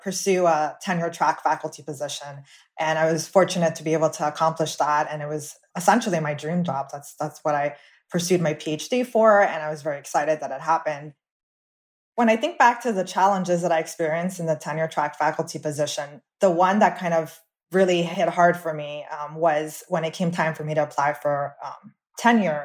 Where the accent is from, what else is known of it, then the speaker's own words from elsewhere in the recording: Miami, Florida, United States; I was born and raised in Miami, Florida